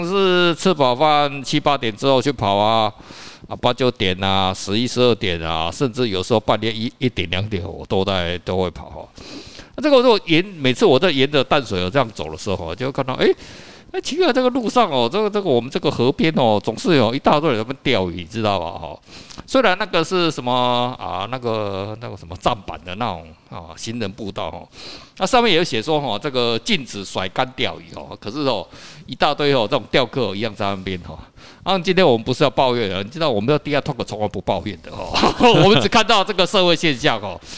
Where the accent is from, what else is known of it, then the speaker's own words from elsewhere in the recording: Taiwan; 可是来我们台湾人哦，这些早期哦钓的是啊。真的钓来吃的